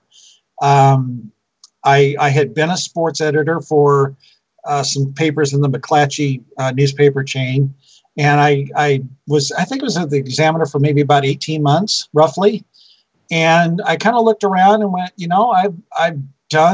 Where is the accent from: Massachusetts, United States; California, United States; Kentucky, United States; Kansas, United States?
California, United States; Turlock; Turlock was my hometown. That's where I was born